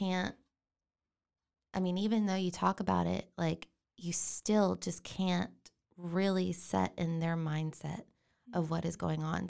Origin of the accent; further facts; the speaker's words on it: China Spring, Texas, United States; also born or lived in Waco, Texas; I was born here in Waco